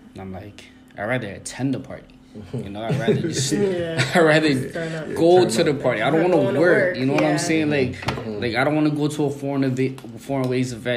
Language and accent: English; Hamilton, Ontario, Canada; I'm from Hamilton, bro. That's my town.